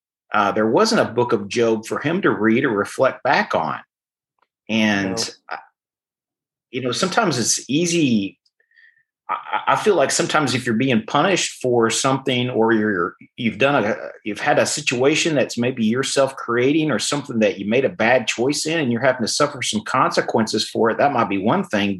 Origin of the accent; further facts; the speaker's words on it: Arkansas, United States; moved away; I didn't grow up around this area. I grew up in Arkansas, and I grew up on a farm